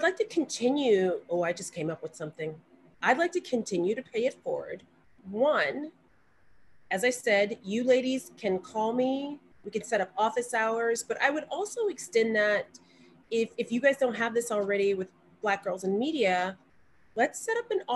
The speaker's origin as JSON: {"language": "English", "town": "Montgomery", "region": "Alabama", "country": "United States", "said": "I'm from Montgomery, and Selma is only 30 minutes from Montgomery"}